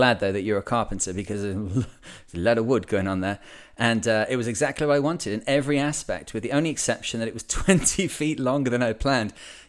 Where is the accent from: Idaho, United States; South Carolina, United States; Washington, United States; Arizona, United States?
Washington, United States; I grew up in Washington and my grandpa had a 30 or so foot Bayliner cabin cruiser and an obsession with boating.